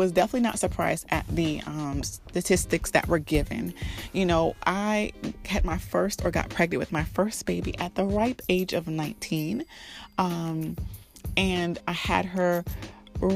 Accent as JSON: {"language": "English", "town": "Miami", "region": "Florida", "country": "United States", "tie": "born or raised there", "said": "I was born and raised in Miami"}